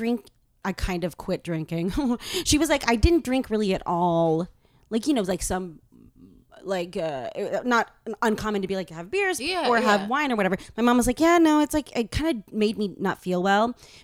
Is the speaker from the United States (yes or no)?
yes; Boston, Massachusetts, United States; I was born in Boston